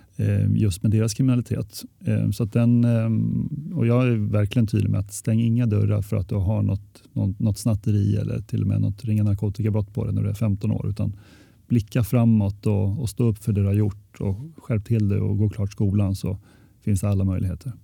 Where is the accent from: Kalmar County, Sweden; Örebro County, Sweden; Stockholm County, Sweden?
Örebro County, Sweden; Örebro; jag är från Örebro